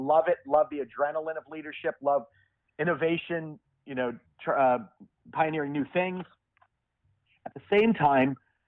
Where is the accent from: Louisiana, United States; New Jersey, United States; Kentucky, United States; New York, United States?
New Jersey, United States; I'm born and raised in New Jersey.